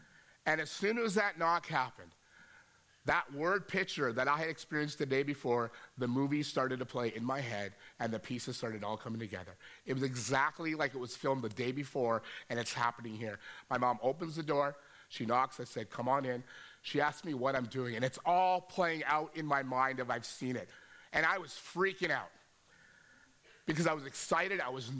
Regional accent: Vancouver, British Columbia, Canada; moved away; also born or lived in Edmonton; I did not grow up in a Christian home. I grew up in Vancouver, and quick background on this, my parents were practicing Hindus. I practiced Hinduism until I was 14 years old.

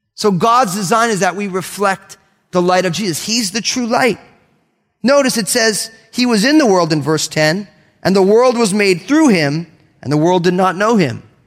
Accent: Northeast, United States; I'm all Italian from the Northeast

